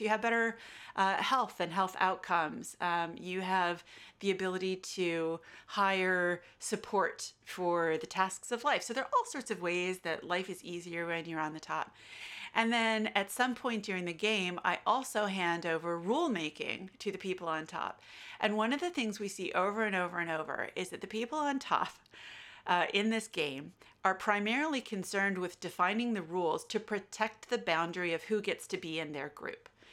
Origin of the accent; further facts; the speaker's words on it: United States; accent: American; now in Australia; you can tell from my accent, I'm American